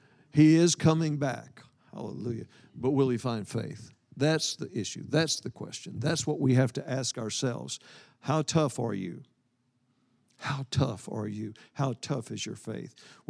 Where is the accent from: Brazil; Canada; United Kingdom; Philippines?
United Kingdom; Scotland; I'm Scottish. I'm Scottish by birth. I'm Jewish by the new birth.